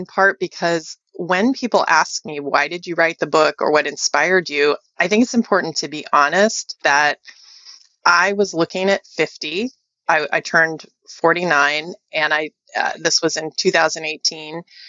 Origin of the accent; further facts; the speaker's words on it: Wichita, Kansas, United States; born there; now in Silicon Valley, United States; I was born in Wichita, Kansas. So I'm about as middle America by origin as one can get.